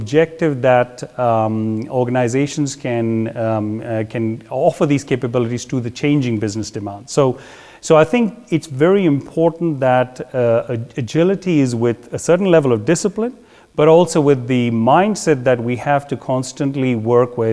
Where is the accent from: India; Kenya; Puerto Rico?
India; moved away as an adult; also born or lived in Belgium / England / Netherlands; born in India and, I'm a Belgian by my nationality.